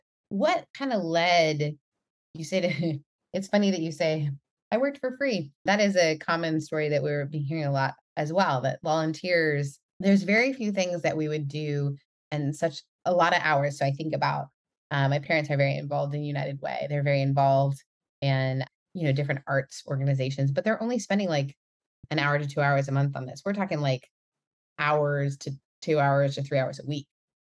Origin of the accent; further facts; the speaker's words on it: Canada; As a Canadian, it is just my pride and joy and to welcome someone from my home and native land.